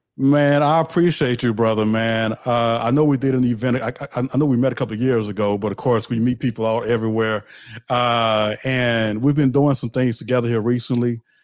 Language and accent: English; the South, United States; I'm from the South, so I said the word crunk